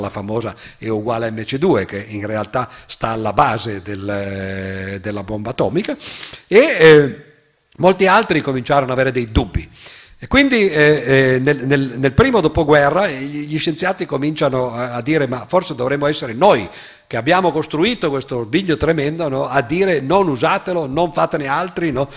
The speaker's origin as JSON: {"language": "Italian", "town": "Cuneo", "region": "Piedmont", "country": "Italy", "tie": "born or raised there", "said": "nella città dove sono nato io, a Cuneo"}